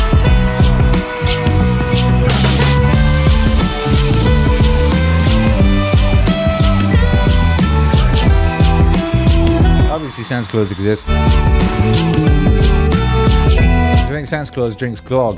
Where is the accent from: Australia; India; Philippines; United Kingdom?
United Kingdom; where I grew up in the Midlands